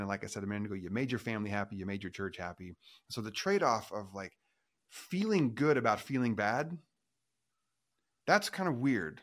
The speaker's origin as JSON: {"language": "English", "region": "Oregon", "country": "United States", "tie": "born or raised there", "said": "I grew up in Oregon"}